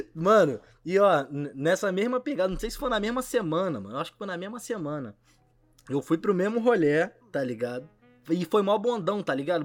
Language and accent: Portuguese; São Gonçalo, Rio de Janeiro, Brazil; eu sou de São Gonçalo, né? Do outro lado da ponte